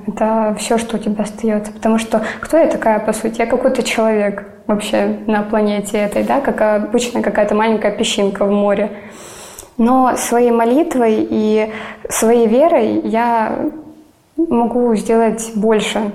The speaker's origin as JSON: {"language": "Russian", "town": "Donetsk", "region": "Donetsk Oblast", "country": "Ukraine", "tie": "born or raised there", "moved": "as an adult", "lives_now": "Sevastopol, Crimea", "said": "Я родилась и выросла в Донецке."}